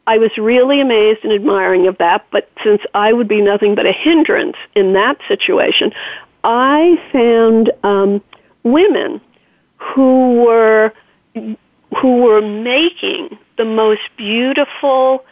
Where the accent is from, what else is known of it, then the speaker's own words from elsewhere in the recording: New York, United States; as a New Yorker